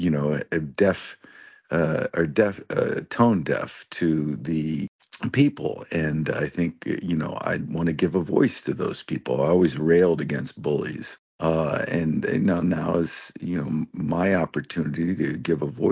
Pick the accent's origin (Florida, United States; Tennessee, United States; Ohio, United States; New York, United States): Ohio, United States; Cuyahoga Falls; I grew up in Cuyahoga Falls